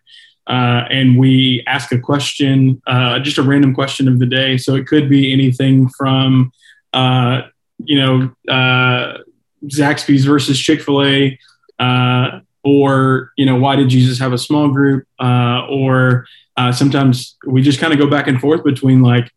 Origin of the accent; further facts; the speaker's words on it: Columbus, Georgia, United States; I'm from Columbus